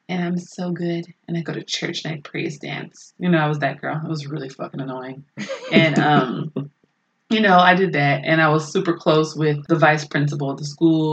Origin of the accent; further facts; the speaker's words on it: Oakland, California, United States; I maybe like 4 or 5 growing up in Oakland.